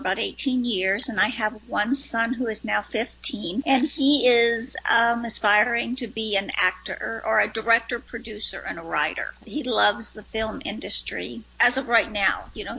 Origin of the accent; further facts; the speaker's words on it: New Mexico, United States; moved away as an adult; also born or lived in Los Angeles; now in Arizona, United States; I grew up in New Mexico and about 20 years ago moved to Arizona.